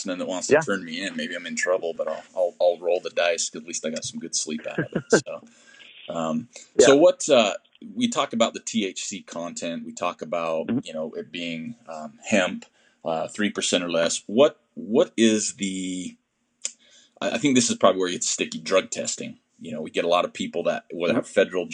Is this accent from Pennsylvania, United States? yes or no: no; Utah, United States; I'm from Utah.